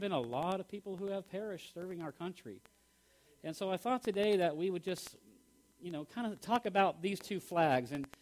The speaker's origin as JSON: {"language": "English", "country": "United States", "said": "we are Americans here"}